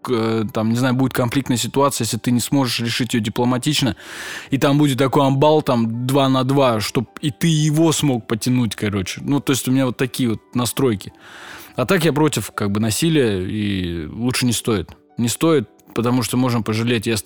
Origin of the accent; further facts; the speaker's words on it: Russia; Я говорю, брат, нет, я татарин